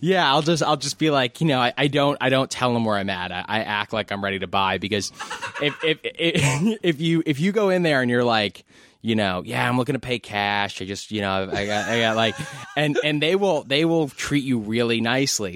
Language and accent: English; New York City, New York, United States; I grew up in New York City